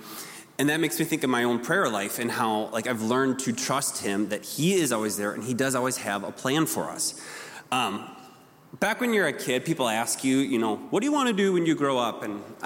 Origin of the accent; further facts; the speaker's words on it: Rochester, Minnesota, United States; I grew up here in Rochester.